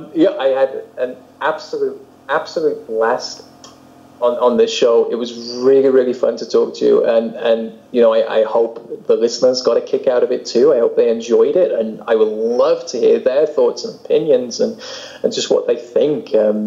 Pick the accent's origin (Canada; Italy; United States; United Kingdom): United Kingdom; accent: British; Obviously, I still sound incredibly British to most people.